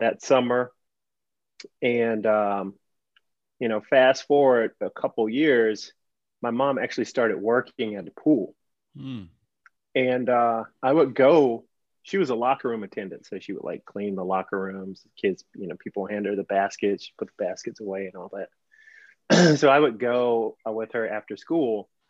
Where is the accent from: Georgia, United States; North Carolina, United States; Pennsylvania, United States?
Georgia, United States; Atlanta; moved away as an adult; also born or lived in Hawaii / Miami / Florida Keys / New York; It's my hometown